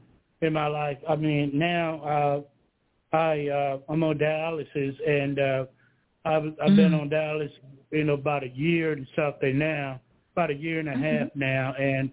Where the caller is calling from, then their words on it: Georgia, United States; I'm calling from Georgia.